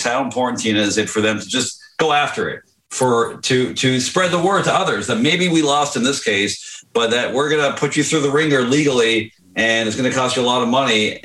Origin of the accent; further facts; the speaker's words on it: Canada; I'm Canadian